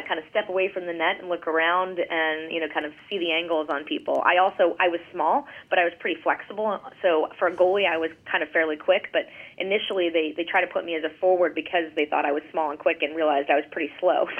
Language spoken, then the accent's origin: English; Gloucester, Massachusetts, United States; moved away; I grew up in Gloucester, Massachusetts, which is a small, you know, town on the ocean just about 30 miles north of Boston, a small fishing town.